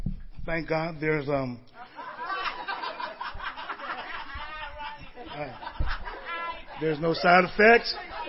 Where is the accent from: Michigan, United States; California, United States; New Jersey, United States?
California, United States; Marin City; a young boy growing up in Marin City.